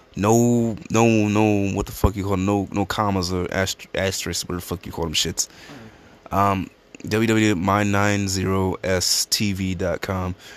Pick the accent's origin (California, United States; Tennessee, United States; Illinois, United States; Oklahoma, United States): Illinois, United States; Chicago; We're a podcast from the South Side of Chicago